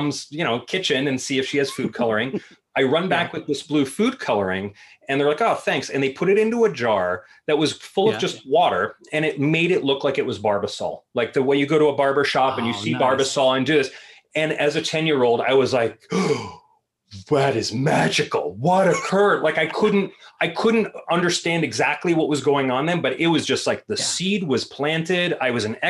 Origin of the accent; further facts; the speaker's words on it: Beverly, Massachusetts, United States; I grew up in a small neighborhood called Beverly Farms, which is a very wealthy enclave of this city of Beverly